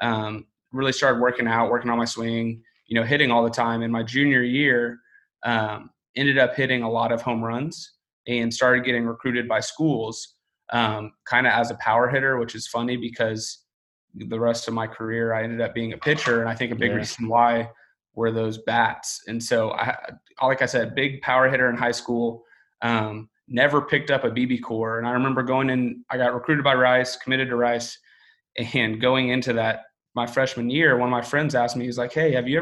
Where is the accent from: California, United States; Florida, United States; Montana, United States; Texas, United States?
Texas, United States; Houston; I grew up in Houston, Texas.